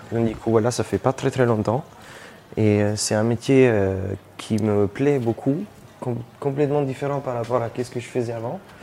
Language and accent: French; Italy; French is a second language; moved away as an adult; also born or lived in Australia; Après avoir fait une, une école euh, en Italie, du coup mon pays d'origine